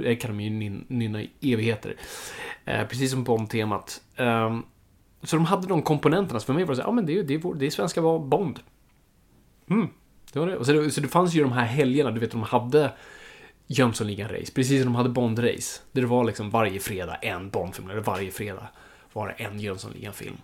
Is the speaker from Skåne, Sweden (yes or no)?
no; Stockholm, Stockholm County, Sweden; jag är uppvuxen i Stockholm, jag är innerstadskid på så vis